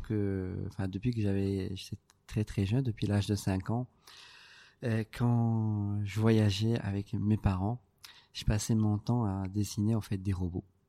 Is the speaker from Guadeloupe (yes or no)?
no; Casablanca, Casablanca-Settat, Morocco; je suis né, à Casa, je suis euh, l'aîné